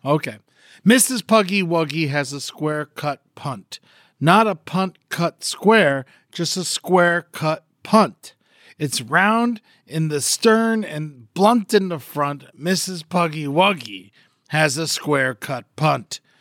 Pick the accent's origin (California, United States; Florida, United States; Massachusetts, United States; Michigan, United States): Florida, United States; I'm from Florida